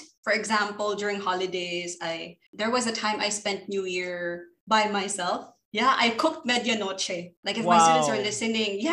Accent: Philippines; moved away as an adult; now in Thailand; Pinoy na Pinoy.

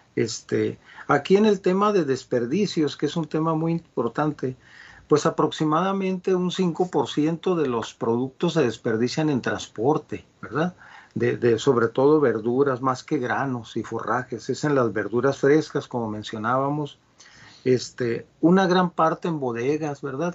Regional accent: Culiacán, Sinaloa, Mexico; yo soy de Sinaloa, de Culiacán.

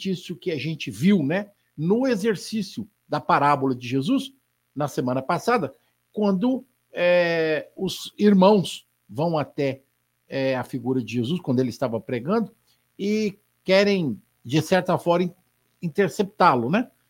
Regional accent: Spain; É, ele é italiano, eu sou espanhol, coisinha à toa, a gente está ali bem pertinho, né?

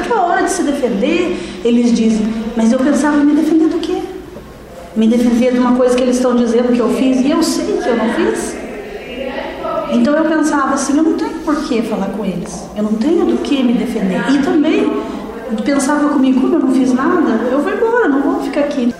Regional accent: Curitiba, Paraná, Brazil; also born or lived in Ponta Grossa; now in Piraquara, Brazil; Sou natural de Curitiba, mas eu morava em Ponta Grossa

